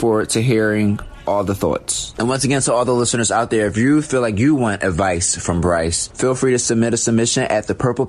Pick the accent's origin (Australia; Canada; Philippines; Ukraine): Canada; recent events that have triggered the ongoing movement in both the United States and internationally, I'm from Canada.